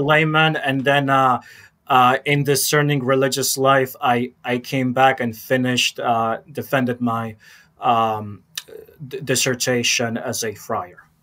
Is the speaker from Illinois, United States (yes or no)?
yes; Chicago, Illinois, United States; growing up in Chicago in the 90s